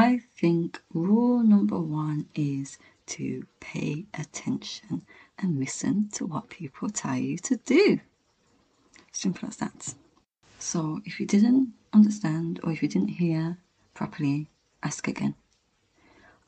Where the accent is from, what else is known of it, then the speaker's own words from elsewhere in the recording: Birmingham, West Midlands, United Kingdom; moved away as an adult; now in London, United Kingdom; I'm from Birmingham and it's in London and I've never moved out of my house before, and I moved to a different city